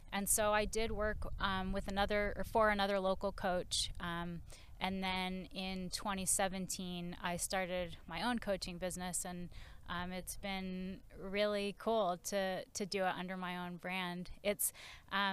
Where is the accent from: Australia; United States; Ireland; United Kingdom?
United States; Massachusetts; moved away as an adult; also born or lived in Maine / San Francisco; I grew up in Massachusetts